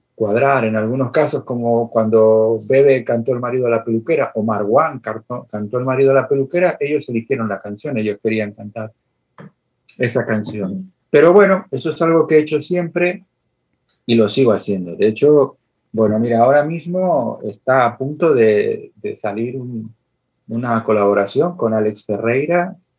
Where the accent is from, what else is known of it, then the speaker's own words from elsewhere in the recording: Tenerife, Canary Islands, Spain; de Tenerife, de Islas Canarias como yo